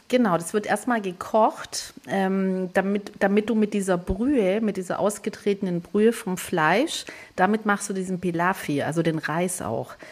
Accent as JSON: {"language": "German", "region": "northern Greece", "country": "Greece", "moved": "yes", "said": "bei uns in Nordgriechenland"}